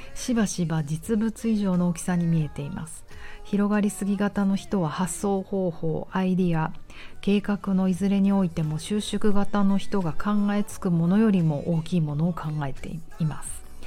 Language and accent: Japanese; Tokyo, Japan; 東京生まれ東京育ちだし特に私は浅草ダウンタウンだから